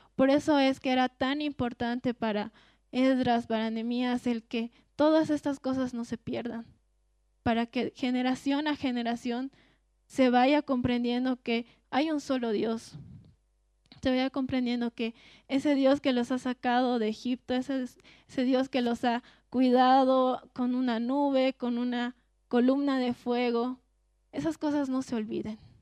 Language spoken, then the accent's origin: Spanish; Cochabamba, Bolivia; nosotros que somos de Cochabamba